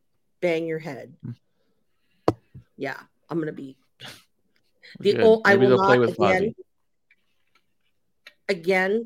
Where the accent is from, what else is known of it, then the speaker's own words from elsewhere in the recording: Delaware, United States; Yeah, I don't smell like chicken and you know, I'm from Delaware.